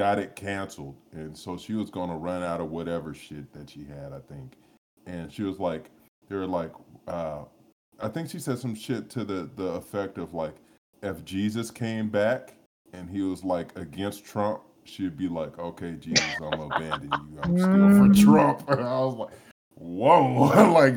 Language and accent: English; United States; as an American